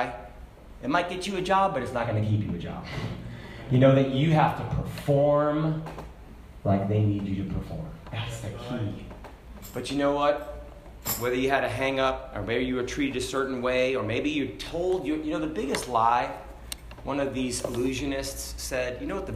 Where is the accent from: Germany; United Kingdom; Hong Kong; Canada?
Hong Kong; moved away; I grew up in Hong Kong